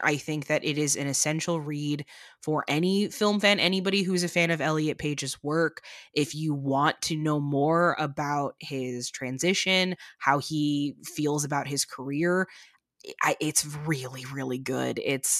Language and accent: English; Chicago, Illinois, United States; I'm from Chicago originally, so The Bear hits a very big sweet spot for me